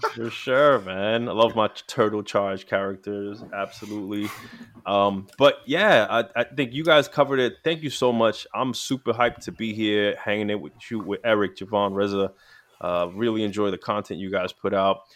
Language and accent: English; New York City, New York, United States; I grew up in New York City.